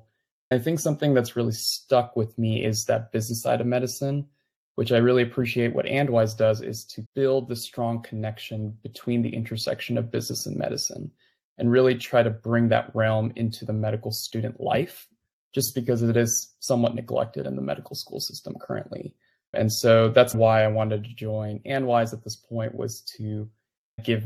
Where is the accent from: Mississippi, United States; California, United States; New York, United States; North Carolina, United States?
California, United States; moved away as an adult; now in Louisville, United States; I was born and raised in California for most of my life.